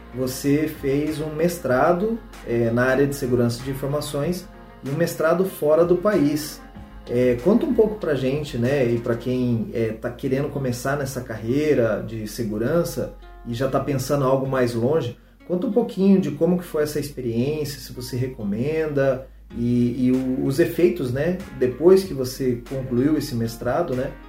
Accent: Londrina, Paraná, Brazil; na cidade de Londrina, de onde eu sou, né, é natural.

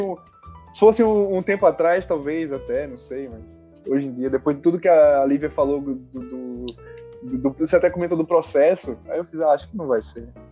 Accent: Maceió, Alagoas, Brazil; não sou da Bahia, né? Eu sou de Maceió.

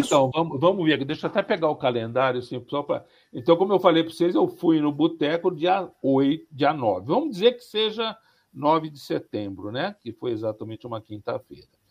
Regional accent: São Paulo, Brazil; eu sou do estado de São Paulo, né? E, e da, e da cidade de São Paulo

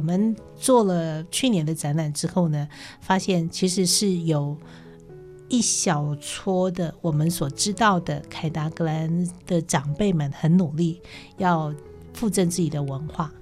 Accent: Taipei, Taiwan; 我们台北人的日常，就是搭捷运

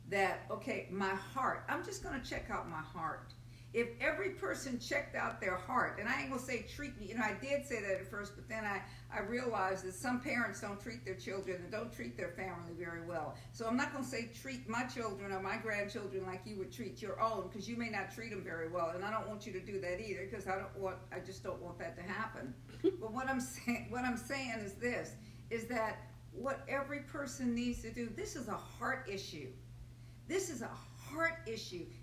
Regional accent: Nigeria; I'm a Nigerian and I'm from Nigeria and I'm going back to Nigeria.

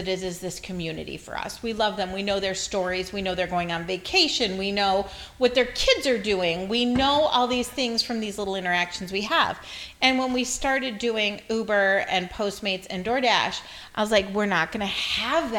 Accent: Detroit, Michigan, United States; moved away as an adult; also born or lived in Texas; I'm from Detroit.

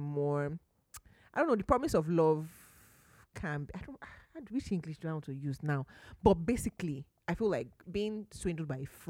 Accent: Nigeria; Maybe because I'm Nigerian

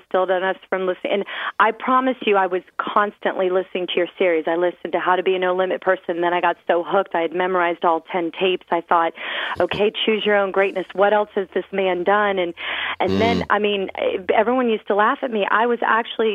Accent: Clearwater, Florida, United States; I grew up on Clearwater Beach, Florida.

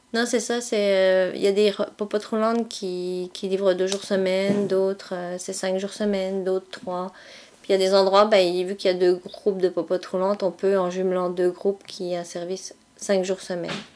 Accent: eastern France, near Strasbourg, Grand Est, France; moved away; je suis originaire de l'Est de la France. Euh, pour que tout le monde situe un petit peu plus, en général, je dis que je viens proche, j'habite proche de Strasbourg

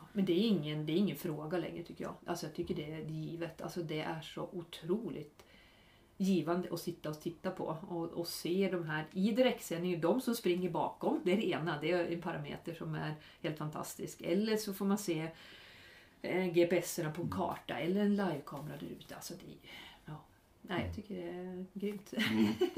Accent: Norrland, Sweden; moved away; både du och jag är från Norrland

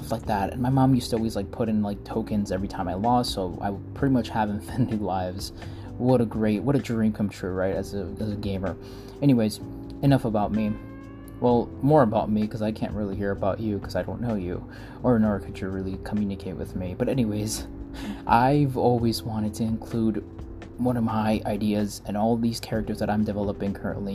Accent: Mexico; English is a second language; moved away; I was born in Mexico. I came here, and I'm an immigrant.

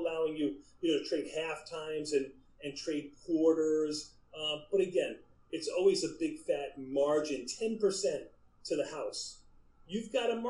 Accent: New York City, New York, United States; my hometown pizza of L&B Spumoni Gardens

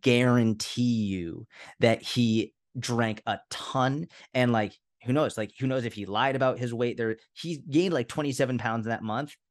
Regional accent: Boston, Massachusetts, United States; I was brought up in Boston

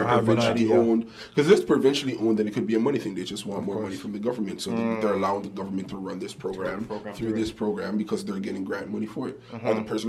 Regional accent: Brampton, Ontario, Canada; also born or lived in Toronto / Atlanta / Greenville, South Carolina; I was born in Toronto. Grew up in Brampton, but I went to the States for about 5 years when I was playing ball.

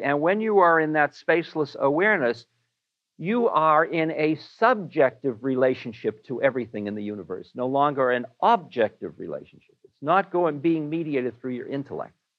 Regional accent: Newton, Massachusetts, United States; I am a boy from Newton

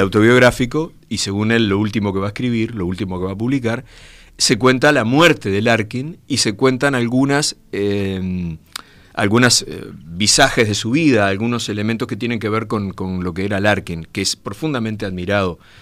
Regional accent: Brazo Oriental, Montevideo, Uruguay; el barrio Gracia Oriental, de donde soy yo

